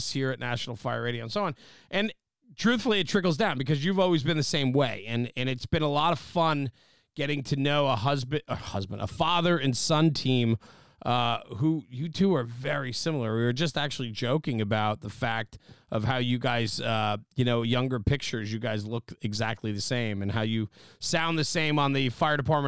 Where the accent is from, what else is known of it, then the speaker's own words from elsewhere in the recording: New Jersey, United States; the part of town I'm from is the Northeast. It's called New Jersey